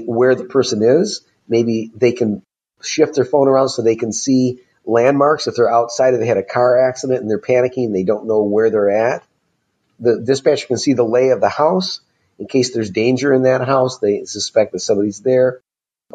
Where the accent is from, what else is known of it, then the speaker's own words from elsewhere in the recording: Michigan, United States; Michigan happens to be my home state